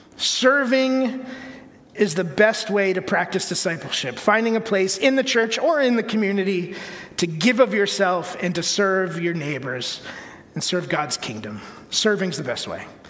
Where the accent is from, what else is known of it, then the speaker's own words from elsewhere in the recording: Connecticut, United States; the church I grew up in in Connecticut